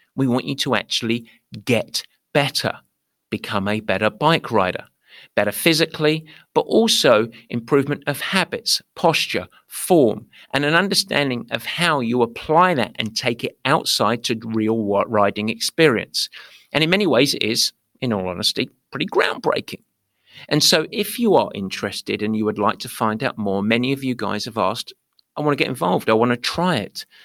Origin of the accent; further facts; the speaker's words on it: London, United Kingdom; accent: East London; moved away as an adult; now in United States; I grew up in East London